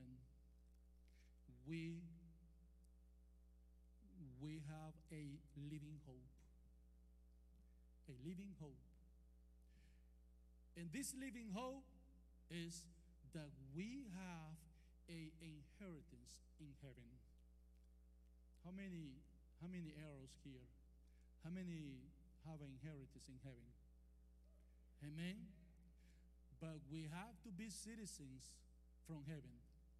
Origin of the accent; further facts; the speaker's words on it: Costa Rica; English is a second language; now in Texas, United States; I'm from Costa Rica. And from Texas